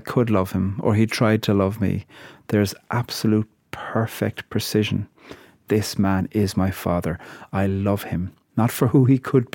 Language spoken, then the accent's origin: English; Ireland; I'm a poet from Ireland